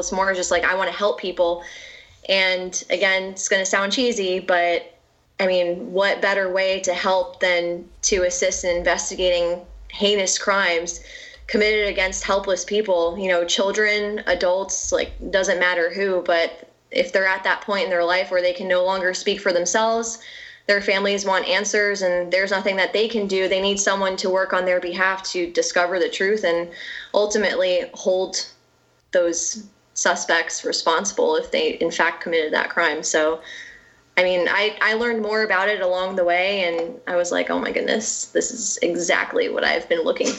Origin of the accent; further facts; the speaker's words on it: near West Point, New York, United States; I grew up near West Point